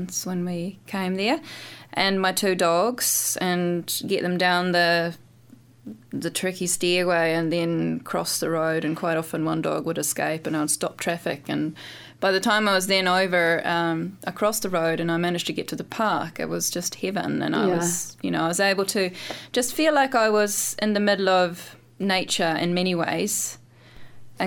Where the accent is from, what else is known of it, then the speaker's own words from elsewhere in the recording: Norway; moved away; also born or lived in London; I lived in London, and because I'm from Norway